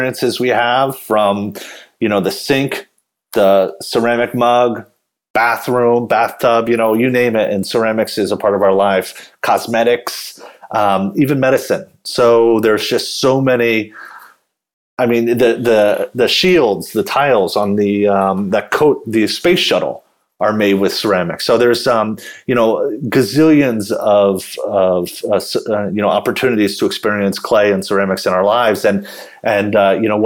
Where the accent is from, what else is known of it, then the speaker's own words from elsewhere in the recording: Burke, Virginia, United States; moved away as an adult; also born or lived in Oregon / Brooklyn, New York; now in Hightstown, United States; Grew up in Northern Virginia in a town called Burke, which is in Fairfax County. Was there till I was 18.